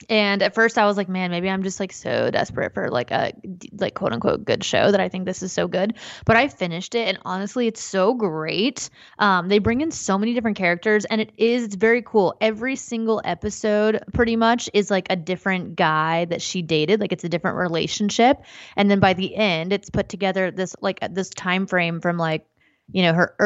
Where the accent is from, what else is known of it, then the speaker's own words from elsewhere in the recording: West Virginia, United States; I'm also from West Virginia